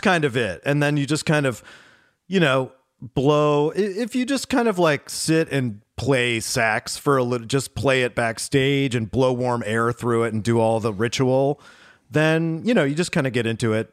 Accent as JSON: {"language": "English", "town": "Pittsburgh", "region": "Pennsylvania", "country": "United States", "tie": "born or raised there", "moved": "yes", "said": "I grew up in Pittsburgh"}